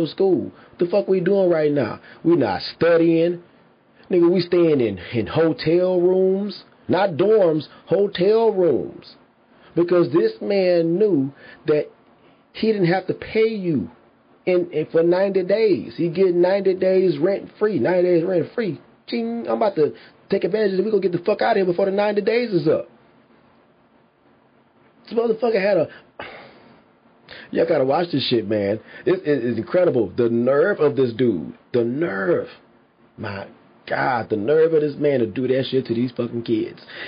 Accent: Houston, Texas, United States; I'm from Houston

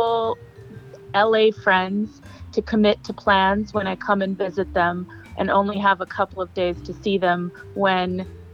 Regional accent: Canada; I'm Canadian

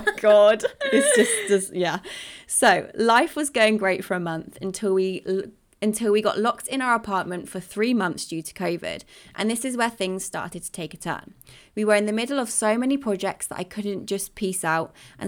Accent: California, United States; So I'm from California, but in January of 2020, I wanted to find some Spanish clients so that I could move to Madrid to live with my boyfriend.

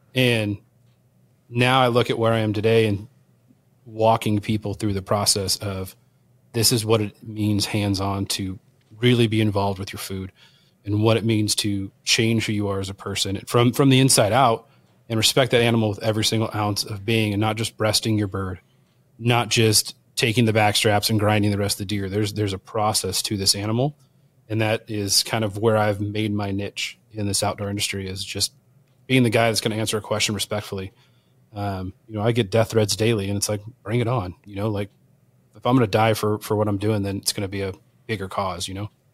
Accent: Southern California, United States; born and raised in Southern California

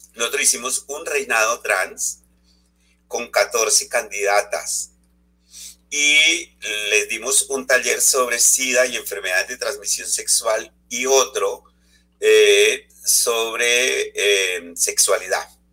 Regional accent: Colombia; moved away as an adult; also born or lived in Europe; Hace dos años estoy retornado a Colombia

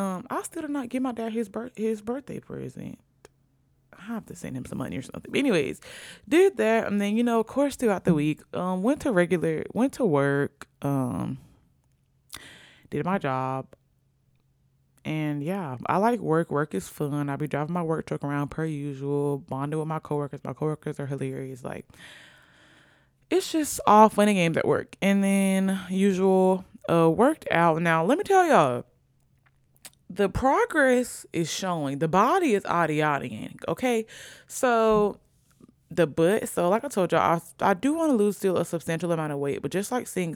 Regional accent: Virginia, United States; born there; also born or lived in Sicily; I was born in Virginia.

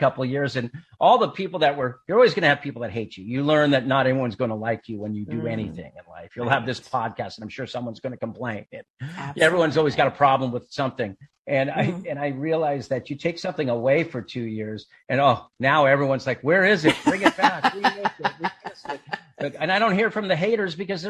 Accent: Claremont, California, United States; I grew up in Southern California. I grew up out in Claremont, California. So it was kind of a weird town. It was like this educational town with the Claremont colleges.

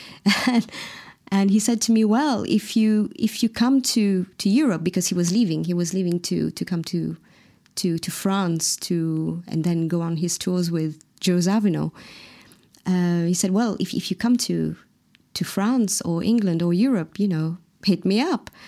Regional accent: Mauritius; first language Mauritian Creole; English is a second language; moved away; my mother tongue, the Mauritian Creole

